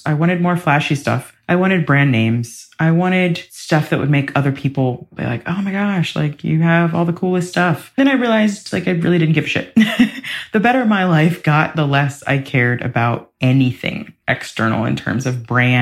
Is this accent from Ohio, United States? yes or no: yes; Ohio, United States; I'm from the Midwest. I'm from Ohio